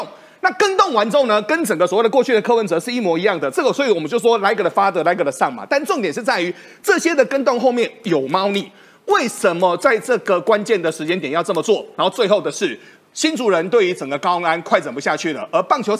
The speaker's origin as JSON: {"language": "Chinese", "country": "Taiwan", "accent": "Taiwanese", "said": "那我们台湾话就是说，虾米塞乎，喘哭虾米万的都得。"}